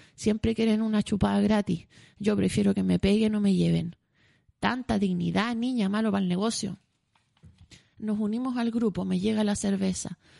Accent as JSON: {"language": "Spanish", "town": "Santiago", "region": "Santiago Metropolitan Region", "country": "Chile", "said": "caminé como buena santiaguina por los cerros"}